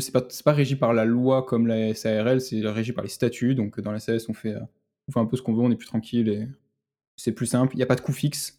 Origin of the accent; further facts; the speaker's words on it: Marseille, Provence-Alpes-Côte d'Azur, France; je suis de Marseille